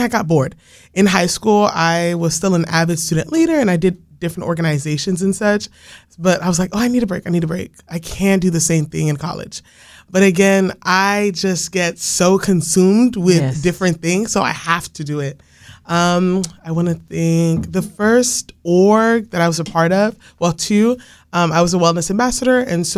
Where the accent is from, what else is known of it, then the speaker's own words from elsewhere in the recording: Haiti; now in United States; I'm not originally from the United States, so I was born in Haiti and raised there for a little bit